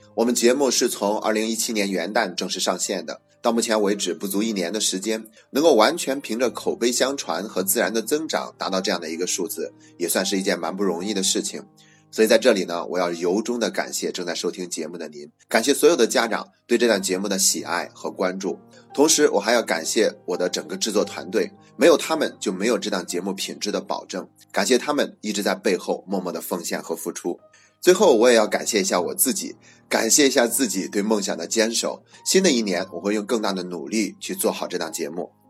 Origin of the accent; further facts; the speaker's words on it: China; 我们中国人对死亡都是比较避讳的